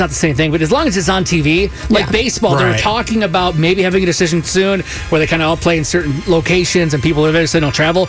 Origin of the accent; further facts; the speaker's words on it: Michigan, United States; I'm being from Michigan